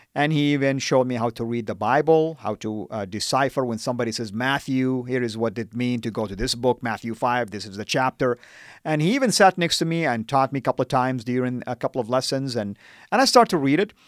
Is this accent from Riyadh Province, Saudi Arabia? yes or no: no; Jeddah, Makkah Province, Saudi Arabia; first language Arabic; English is a second language; moved away as an adult; also born or lived in United States; I was born and raised in Saudi